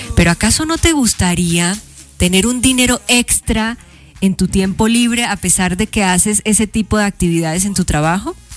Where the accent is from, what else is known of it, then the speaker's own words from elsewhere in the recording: Meta, Colombia; moved away as an adult; also born or lived in Guamal, Meta / Villavicencio / Bogotá; Guamal fue el lugar donde yo nací luego a Casillas Meta, donde también fui criada, y en Villavicencio, y viví un tiempo en Bogotá